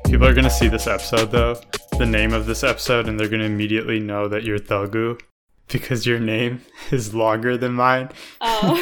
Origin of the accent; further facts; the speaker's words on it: United States; we grew up in America